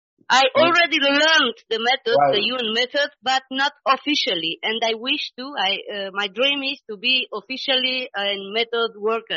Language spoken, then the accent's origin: English; Romania; moved away as an adult; now in Spain; I'm from Romania, and I live in Spain about 16 years ago.